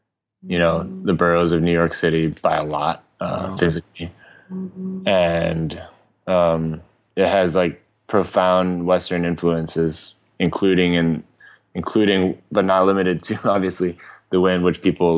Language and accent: English; Hong Kong; Yeah. So I was born in Hong Kong in 1988, mm-hmm. and it was still a British colony at the time.